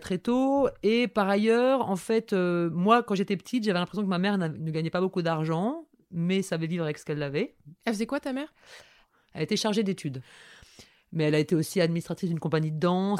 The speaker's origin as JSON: {"language": "French", "town": "Toulouse", "region": "Occitania", "country": "France", "tie": "born or raised there", "moved": "yes", "lives_now": "Paris, France", "said": "quand je suis née, ma mère habitait dans une communauté de lesbiennes hippies à Toulouse"}